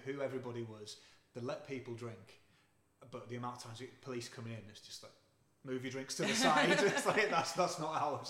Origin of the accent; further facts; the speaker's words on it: Whitby, Yorkshire and the Humber, United Kingdom; also born or lived in southern England; I'm originally from down south, but I grew up in Whitby, and nobody ever taught there at all. It's like, it's a folk town.